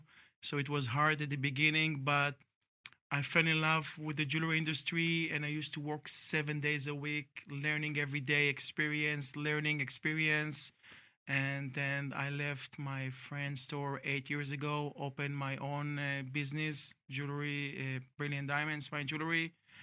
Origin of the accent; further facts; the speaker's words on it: Israel; moved away as an adult; now in San Diego, United States; I am 44 years old. I am from Israel. Thank God I don't have any accent.